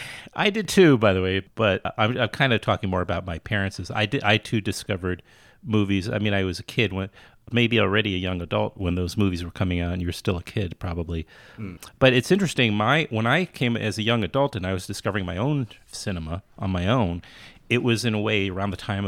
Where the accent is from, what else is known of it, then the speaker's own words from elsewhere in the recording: New York City, New York, United States; I grew up in Queens, you know, in New York City, the child of two artists who themselves grew up in New Jersey